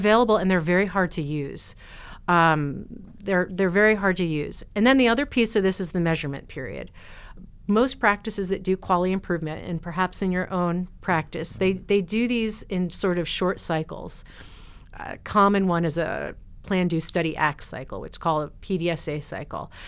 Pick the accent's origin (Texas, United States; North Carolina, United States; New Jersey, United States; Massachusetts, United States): New Jersey, United States; moved away as an adult; now in Oregon, United States; where I grew up in New Jersey